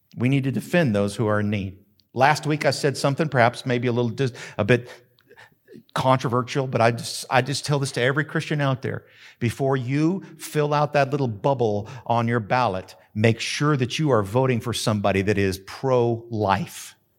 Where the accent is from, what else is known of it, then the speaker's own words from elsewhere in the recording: Carrizozo, New Mexico, United States; moved away; also born or lived in Denver / Houston; I grew up in Carrizozo.